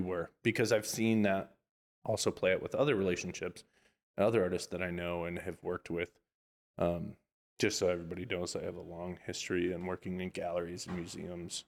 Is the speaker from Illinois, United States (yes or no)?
no; Orlando, Florida, United States; now in Los Angeles, United States; I'm from Orlando, Florida, technically